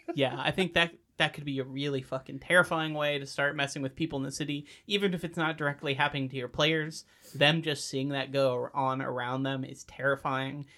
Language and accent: English; United States; as an American